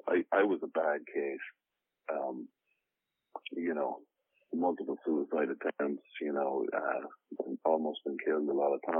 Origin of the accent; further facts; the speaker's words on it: Ireland; moved away as an adult; now in United States; born and raised in Ireland